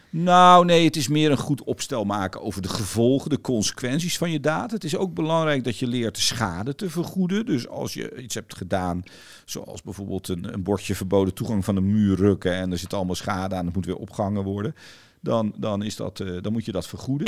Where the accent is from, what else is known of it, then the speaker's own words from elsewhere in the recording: Netherlands; we zijn allemaal groot geworden in Nederland door veel te fietsen in weer en wind